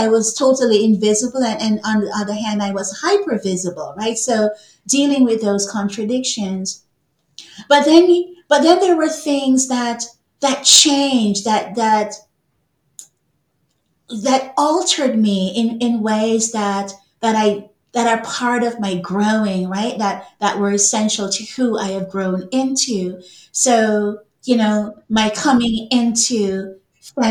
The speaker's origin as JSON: {"language": "English", "country": "Jamaica", "tie": "born or raised there", "moved": "as an adult", "lives_now": "Canada", "said": "I grew up in Jamaica"}